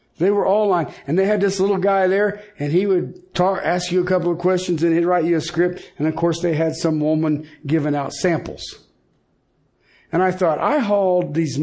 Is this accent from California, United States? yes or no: no; Colorado, United States; I'm from Colorado